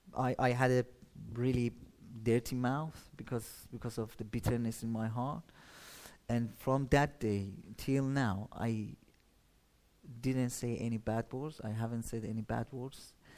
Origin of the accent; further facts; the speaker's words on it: Shiraz, Fars, Iran; moved away; I'm from Iran, as you said, a city called uh, Shiraz